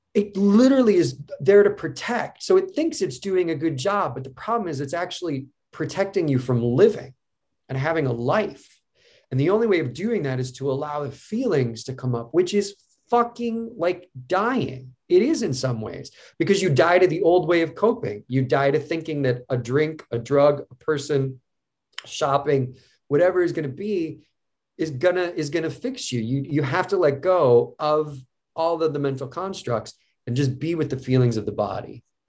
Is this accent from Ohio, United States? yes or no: yes; Cleveland, Ohio, United States; I grew up in Cleveland